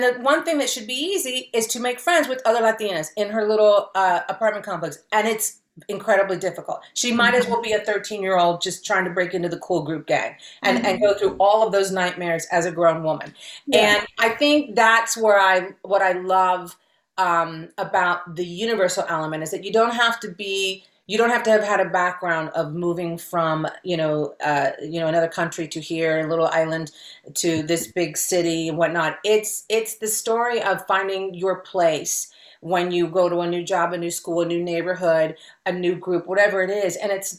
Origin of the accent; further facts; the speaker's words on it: Cincinnati, Ohio, United States; first language Spanish; English is a second language; moved away as an adult; now in Los Angeles, United States; I was growing up in Ohio